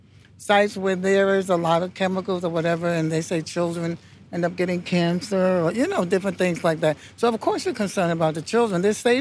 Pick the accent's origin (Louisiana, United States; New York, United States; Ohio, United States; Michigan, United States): New York, United States; New York City; I grew up in Bushwick.